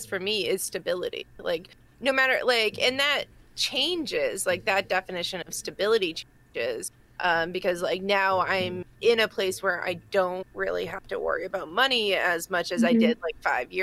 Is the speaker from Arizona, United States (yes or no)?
no; Massachusetts, United States; accent: Massachusetts; That's my Massachusetts accent coming out